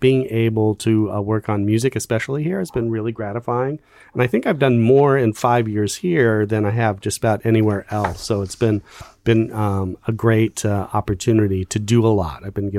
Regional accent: San Gabriel Valley, California, United States; moved away as an adult; also born or lived in Hollywood, California; now in Toledo, United States; I was born in Hollywood on Sunset Boulevard, in a hospital, not the street itself, but grew up in the San Gabriel Valley.

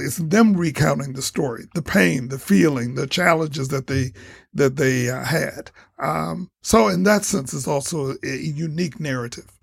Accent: Toledo, Ohio, United States; I'm from Toledo and I went to Scott High School. I graduated from Scott High School

